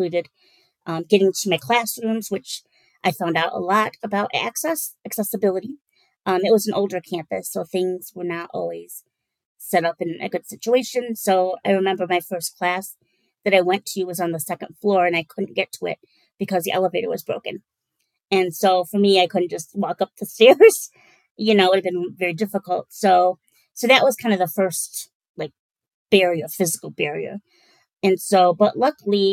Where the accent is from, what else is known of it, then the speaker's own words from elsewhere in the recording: Holland, Michigan, United States; also born or lived in Kalamazoo, Michigan; I am born and raised in West Michigan, Holland